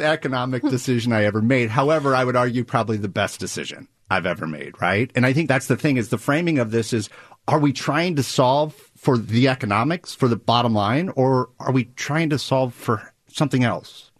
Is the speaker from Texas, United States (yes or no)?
no; Nebraska, United States; I'm from Nebraska